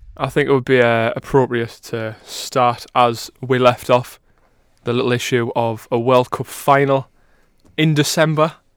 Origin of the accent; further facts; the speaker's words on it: England, United Kingdom; we're both as English as they come